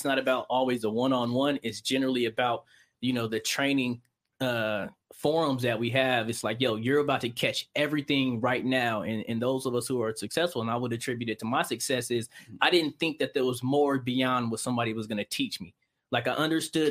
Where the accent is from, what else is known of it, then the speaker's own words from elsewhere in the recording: San Bernardino, California, United States; I'm from San Bernardino, man. I'm from the IE, you know, California. Mm-hmm. You know, raised there